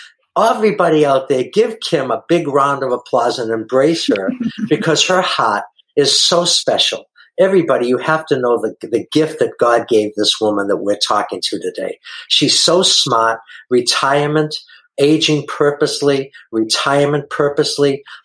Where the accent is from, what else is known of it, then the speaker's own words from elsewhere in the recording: Texas, United States; We're from Texas.